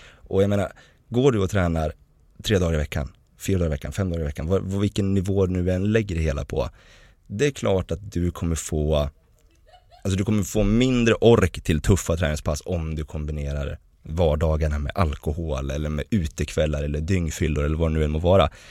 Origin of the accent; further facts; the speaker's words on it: Hudiksvall, Gävleborg County, Sweden; kommer från en ganska liten stad som heter Hudiksvall. Och vi växte liksom upp kärnfamiljsaktigt